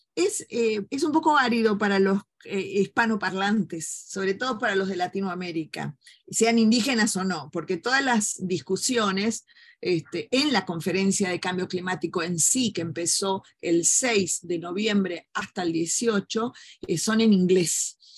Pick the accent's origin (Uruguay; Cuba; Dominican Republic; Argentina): Argentina; la hipocresía que tenemos como argentinos